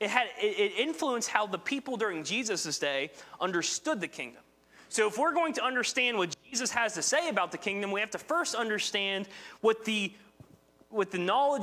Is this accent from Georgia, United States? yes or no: no; West Virginia, United States; accent: West Virginia; my West Virginia accent